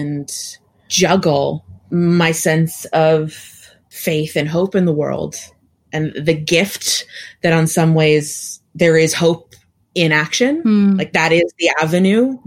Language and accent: English; Oakland, California, United States; also born or lived in Berkeley, California; I grew up in California, in the Bay Area, specifically East Bay, Oakland and Berkeley